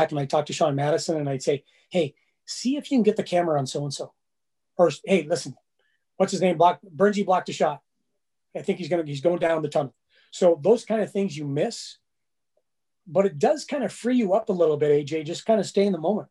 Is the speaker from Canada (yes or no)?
yes; Saskatoon, Saskatchewan, Canada; moved away; also born or lived in Calgary; I lived in Calgary, but I'm not from Calgary. I'm from Saskatoon. And I said, I'm from Saskatoon, Saskatchewan